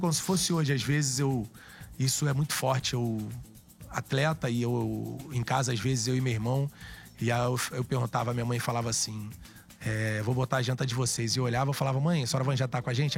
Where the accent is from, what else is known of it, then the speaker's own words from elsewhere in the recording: Rio de Janeiro, Brazil; falar da Praça Seca é falar da minha origem